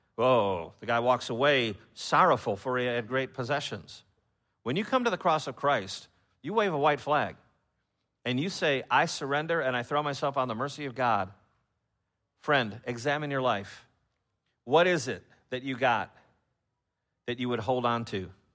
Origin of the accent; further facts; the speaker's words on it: Chicago, Illinois, United States; moved away; I'm from Chicago, and I know that the culture has changed, uh, since I've been up there